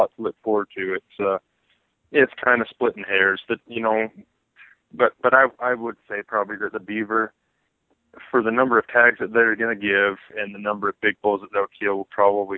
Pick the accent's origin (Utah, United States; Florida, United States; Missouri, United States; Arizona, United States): Utah, United States; Monticello; I'm from Monticello, Utah, which is on the San Juan